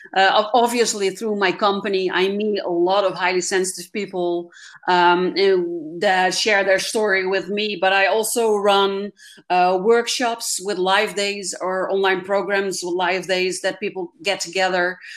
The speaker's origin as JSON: {"language": "English", "country": "Netherlands", "said": "I'm actually from the Netherlands and not Germany"}